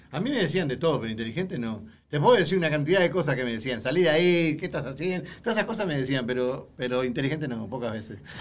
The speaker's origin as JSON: {"language": "Spanish", "country": "Uruguay", "moved": "yes", "said": "yo soy uruguayo"}